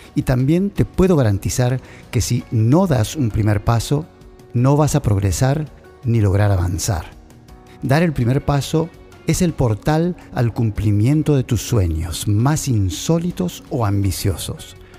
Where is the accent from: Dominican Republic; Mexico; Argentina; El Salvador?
Argentina; moved away as an adult; Salí de Argentina para misionar. Viajé por toda Sudamérica, Dejé mi familia atrás, mi cultura, mi país.